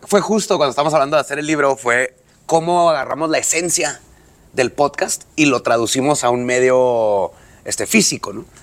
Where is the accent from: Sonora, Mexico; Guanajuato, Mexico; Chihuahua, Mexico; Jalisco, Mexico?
Chihuahua, Mexico; Ciudad Juárez; somos de Juárez